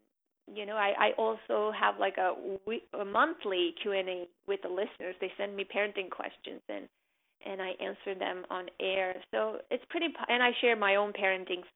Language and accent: English; Armenia; now in United States; the people who made my country, who I identified my home country with, are gone